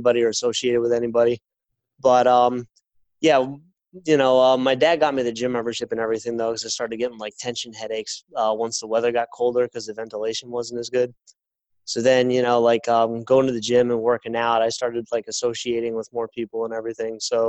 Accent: Islip, New York, United States; I grew up in Islip.

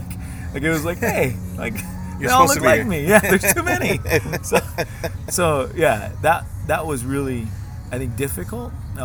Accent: Dallas, Texas, United States; moved away; also born or lived in Los Angeles, California; growing up in Texas myself, I was happy to get out of Texas. In Dallas, I went to Lakewood Elementary.

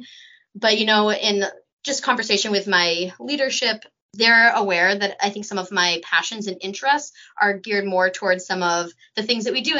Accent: Windsor, Maine, United States; moved away as an adult; also born or lived in Vancouver, British Columbia; now in Vermont, United States; I grew up in Maine in a small town outside of Augusta called Windsor.

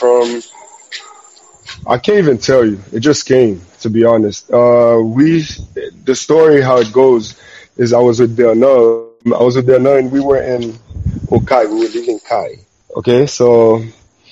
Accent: Haiti; I'm Haitian

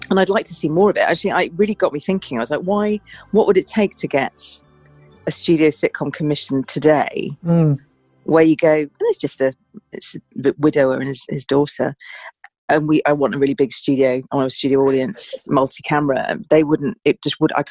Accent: South East England, United Kingdom; And I grew up in Surrey, um, in the suburbs, and my family setup wasn't a sort of it was quite fractured. So I moved around a lot as a child.

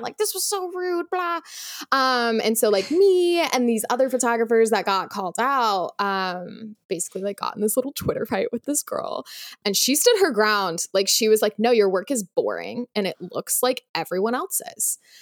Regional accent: Utah, United States; moved away as an adult; also born or lived in Los Angeles; now in New York, United States; I am from Utah originally.

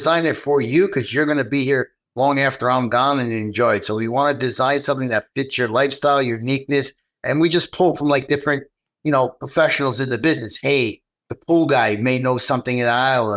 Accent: New York, United States; I'm from New York

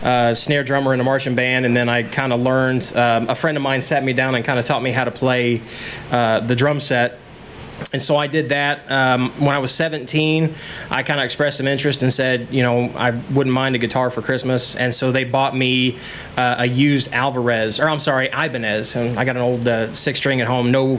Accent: North Salem, Indiana, United States; also born or lived in Danville, Indiana; I was born in Danville, Indiana. I was raised in North Salem, Indiana, about 25, 30 miles west of here

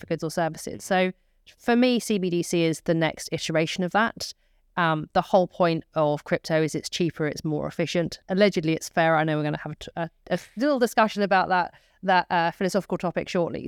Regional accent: United Kingdom; as British citizens

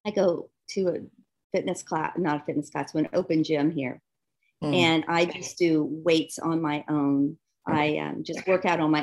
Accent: the South, United States; Because I'm from the South. I'm a country right. girl, you know?

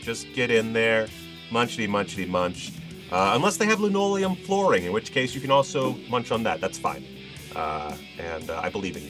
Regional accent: Southern United States, United States; I mean, I'm from the South.

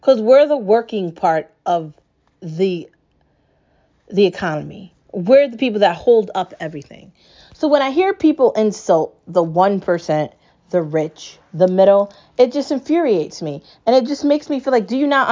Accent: United States; I live here and I'm American

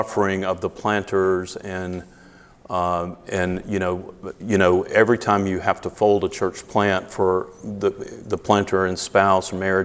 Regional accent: the South, United States; accent: Southern; moved away as an adult; now in Greeley, United States; I'm originally from the South

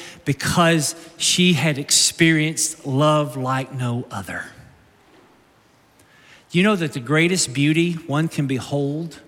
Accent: Somerset, Kentucky, United States; now in Naples, United States; I was born in Somerset, Kentucky. I lived there off and on as a child

